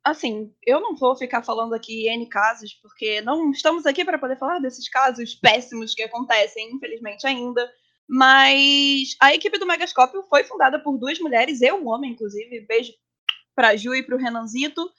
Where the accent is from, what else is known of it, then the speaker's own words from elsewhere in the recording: Rio de Janeiro, Brazil; Eu sou carioca